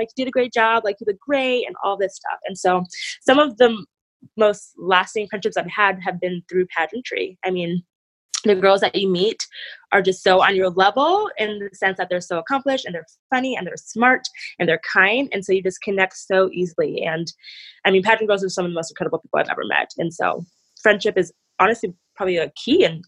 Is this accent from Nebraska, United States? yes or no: yes; Nebraska, United States; also born or lived in Nigeria; I was born in Nigeria, but I moved to the United States, specifically Nebraska, when I was like two